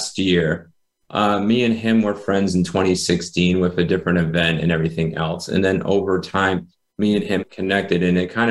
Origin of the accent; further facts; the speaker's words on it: Rhode Island, United States; I was born in Rhode Island, smallest state in the United States